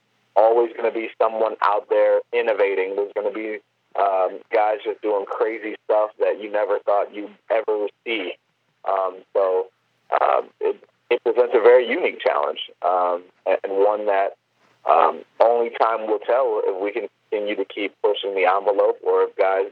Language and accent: English; Cleveland, Ohio, United States; growing up in Cleveland